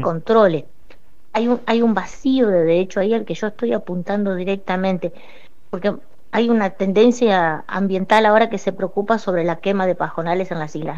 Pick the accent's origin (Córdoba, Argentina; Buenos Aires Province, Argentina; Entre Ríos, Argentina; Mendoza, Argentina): Entre Ríos, Argentina; Paraná; also born or lived in Colombia / Santa Fe; yo vivo en Paraná y toda mi adolescencia la hice en Paraná